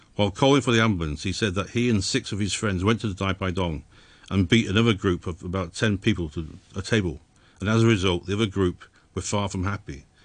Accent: England, United Kingdom; moved away as an adult; I was born in England

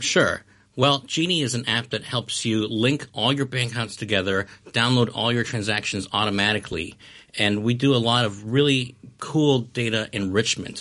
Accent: Hong Kong; moved away as an adult; also born or lived in Chicago, United States; I was born and raised in Hong Kong, and I lived here until, you know, the, uh, university age

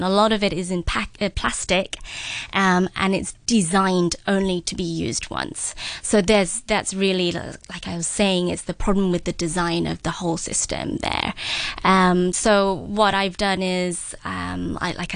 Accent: London, United Kingdom; moved away; I grew up in London

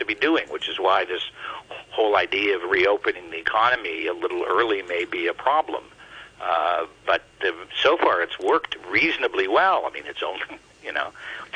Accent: Canada; as a Canadian

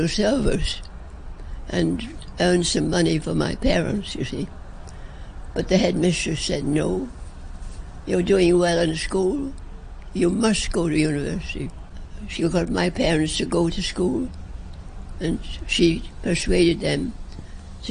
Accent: England, United Kingdom; also born or lived in China; now in Hong Kong; As English people, we were considered enemy aliens

